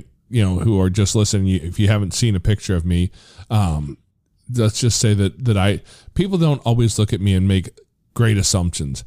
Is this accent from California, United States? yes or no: no; Missouri, United States; born or raised there; also born or lived in Tennessee